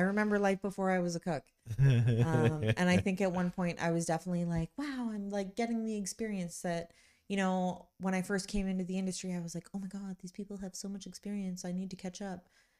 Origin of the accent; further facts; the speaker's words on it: Kitchener, Ontario, Canada; but I grew up in Kitchener, so I've been here lots